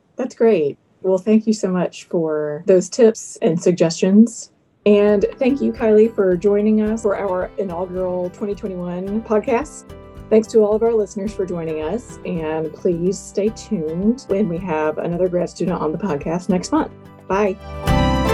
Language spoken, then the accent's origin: English; South Carolina, United States; I grew up in South Carolina